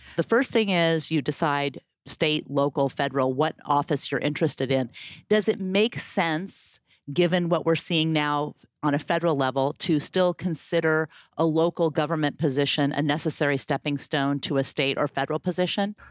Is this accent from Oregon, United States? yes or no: yes; Portland, Oregon, United States; like me, was born and raised in Portland, Oregon